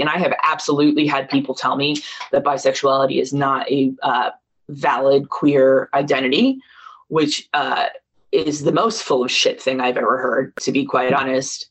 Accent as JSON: {"language": "English", "town": "Marlton", "region": "New Jersey", "country": "United States", "tie": "born or raised there", "also_born_or_lived": "Ocean Township, New Jersey / Rutgers, New Jersey", "said": "we moved to Ocean Township in Monmouth County when I was 12 or 13 uh, I started in eighth grade in Ocean. Before that, we were in South Jersey in Marlton."}